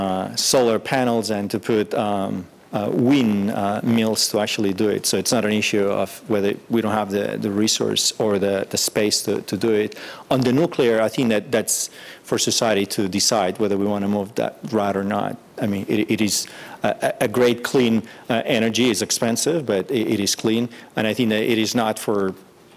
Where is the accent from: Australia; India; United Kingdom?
Australia; I come from Australia